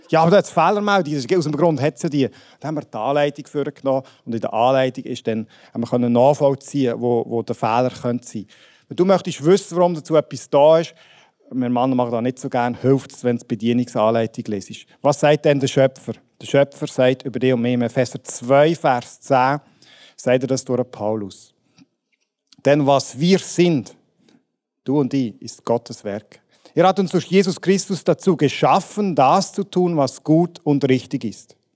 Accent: Switzerland; Ja, die jetzt Brüssel manchmal, aber grundsätzlich sind wir Schweizer ja frei von fremden Vögeln und so.

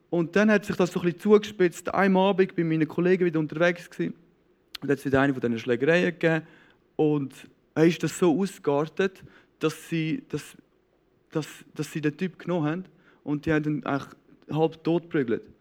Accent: Knonau, Zurich, Switzerland; Ich bin der jüngste von, von sechs Kindern. Ähm, aufgewachsen im Säuliamt in Knonau, ähm, einem super, super schönen Ort.

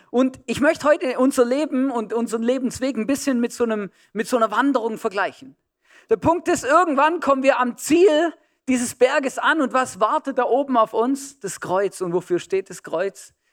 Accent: Germany; also born or lived in Switzerland; now in Austria; ich bin in Deutschland aufgewachsen, habe in der Schweiz äh, schon gewohnt, äh, paar Jahre und jetzt schon seit über zehn Jahren in Österreich.

